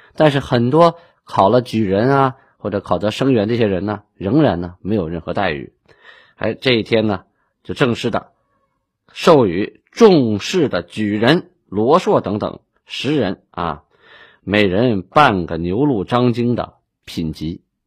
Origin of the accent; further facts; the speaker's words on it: Shenyang, Liaoning, China; 我是沈阳人嘛